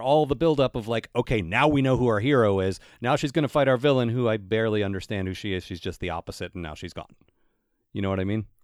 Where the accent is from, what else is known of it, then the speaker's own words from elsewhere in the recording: United States; growing up in America